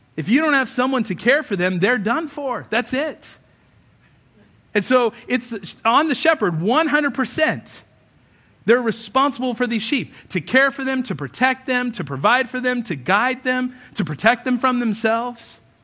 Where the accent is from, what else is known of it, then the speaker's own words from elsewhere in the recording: United States; we think of ourselves as Americans